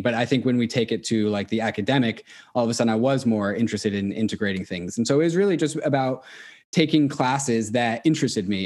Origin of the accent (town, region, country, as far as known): Seattle, Washington, United States; born or raised there; also born or lived in Orange